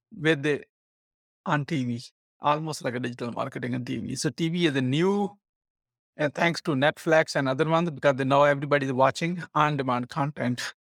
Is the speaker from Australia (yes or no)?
no; Pakistan; now in United States; I'm an immigrant from Pakistan. In nineteen ninety-six, when I came